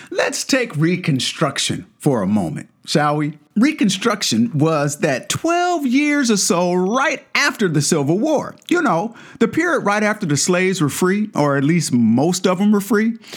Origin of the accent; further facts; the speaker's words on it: Kansas City, Missouri, United States; moved away as an adult; now in Seattle, United States; I was born and raised in Missouri, albeit on the other side of the state in Kansas City